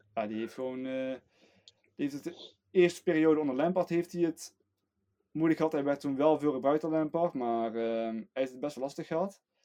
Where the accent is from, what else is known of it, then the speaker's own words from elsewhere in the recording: Netherlands; we als Nederlander